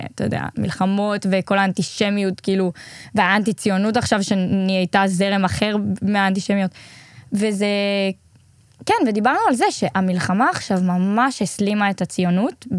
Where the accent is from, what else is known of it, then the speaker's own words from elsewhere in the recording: Israel; אנחנו ישראלים